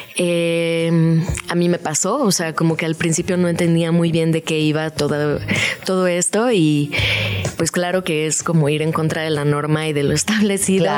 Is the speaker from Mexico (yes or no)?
yes; Los Cabos, Baja California Sur, Mexico; now in Mexico City, Mexico; Soy de Los Cabos, Baja California